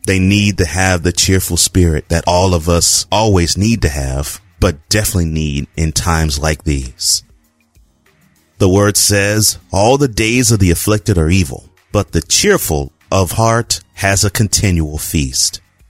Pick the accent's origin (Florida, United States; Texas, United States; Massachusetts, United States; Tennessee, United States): Texas, United States; Houston; moved away; It's been really a rough week for my hometown of Houston